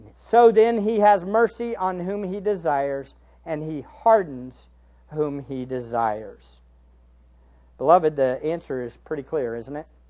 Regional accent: United States

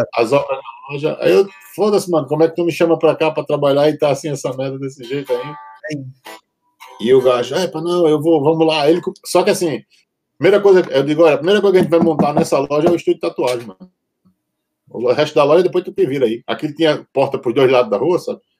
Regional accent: João Pessoa, Paraíba, Brazil; now in Portugal; Eu fui, eu fui pioneiro num bocado de coisa lá na minha cidade

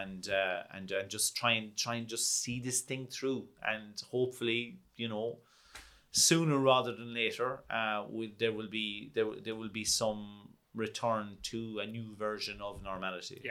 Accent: Kerry, Munster, Ireland; also born or lived in London; I'm from Kerry

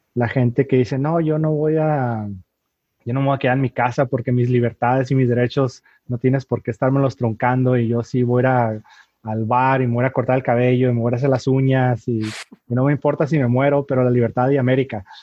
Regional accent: Tijuana, Baja California, Mexico; also born or lived in San Diego, United States; yo nací en San Diego, aunque me crié de este lado acá en, en Tijuana, México.

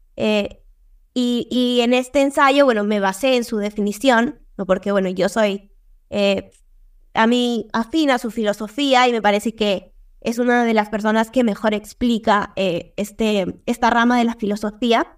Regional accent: Peru; soy de Perú

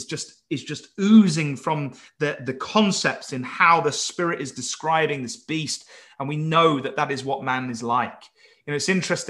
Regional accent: Wales, United Kingdom; I'm calling him from Wales

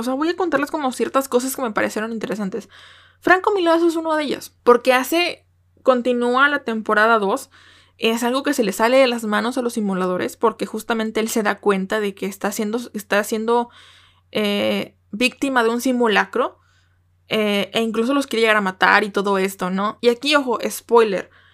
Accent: Mexico; como buena mexicana

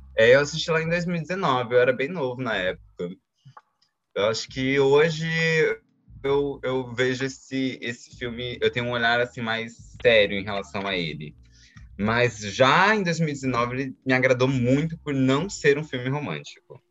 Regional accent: Brazil; Eu falo a gente como brasileiros

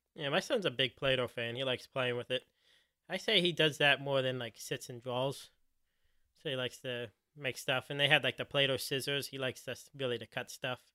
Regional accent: Philadelphia, Pennsylvania, United States; now in Cincinnati, United States; I grew up in Philly

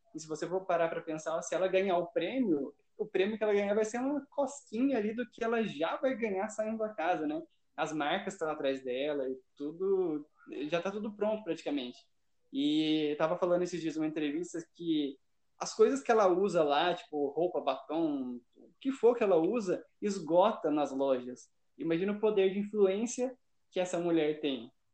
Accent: São José dos Campos, São Paulo, Brazil; nasci em São José, não tenho nada de goiano, nada de mineiro, não

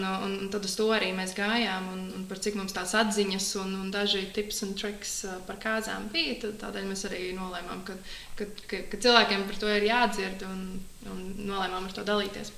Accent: Talsi, Talsi Municipality, Latvia; also born or lived in Riga; Es nāku no Talsiem, visu mūžu esmu dzīvojis Talsos

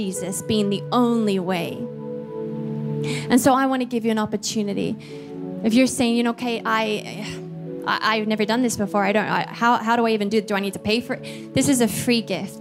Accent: Australia; moved away as an adult; also born or lived in Philippines; I'm Australian.

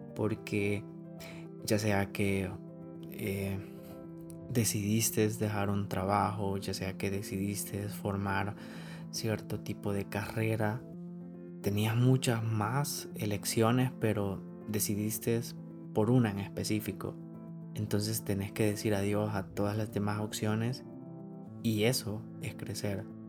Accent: El Salvador; como salvadoreños

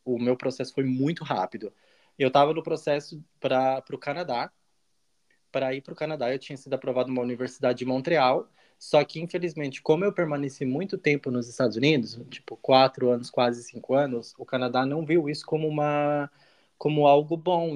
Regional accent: Balneário Piçarras, Santa Catarina, Brazil; moved away as an adult; also born or lived in United States; now in Berlin, Germany; eu sou também de Santa Catarina, de Balneário Pissarras, uma cidadezinha bem pequenininha, do lado de Penha

